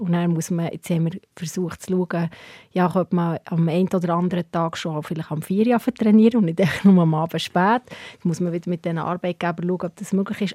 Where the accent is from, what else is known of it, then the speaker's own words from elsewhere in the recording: Hinterkappelen, Bern, Switzerland; ich bin in Hingerkappel aufgewachsen